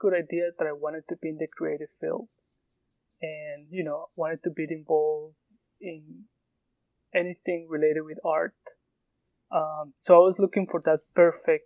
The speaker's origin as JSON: {"language": "English", "country": "Colombia", "second_language": "English", "moved": "as an adult", "lives_now": "United States", "said": "I'm a shoemaker from Colombia"}